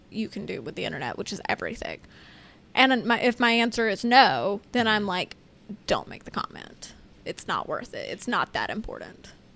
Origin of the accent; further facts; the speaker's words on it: United States; two bozo Americans